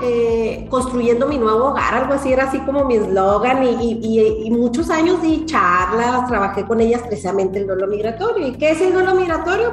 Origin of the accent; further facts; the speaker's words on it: Chihuahua, Mexico; moved away as an adult; also born or lived in Málaga, Spain; now in Chile; en la ciudad de Chihuahua, de donde yo soy originaria